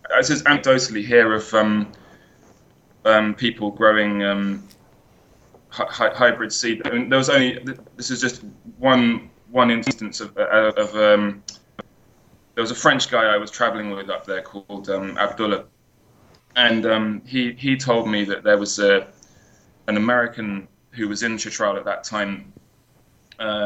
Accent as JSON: {"language": "English", "country": "United Kingdom", "said": "I'm British"}